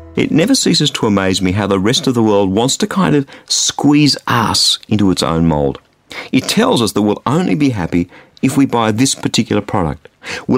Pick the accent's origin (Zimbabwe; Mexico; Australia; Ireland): Australia; I grew up in Australia, which is a sports-mad society